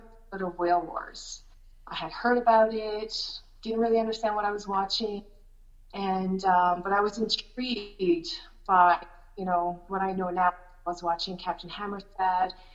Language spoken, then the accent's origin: English; Shediac, New Brunswick, Canada; also born or lived in Montreal, Quebec; I was born in Montreal, but I grew up in Shediac, New Brunswick.